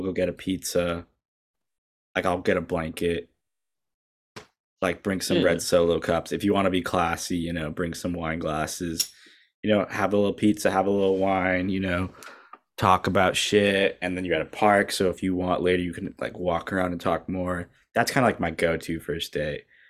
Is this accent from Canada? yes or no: yes; Canada; Unfortunately, I am a Christian. I'm a Canadian.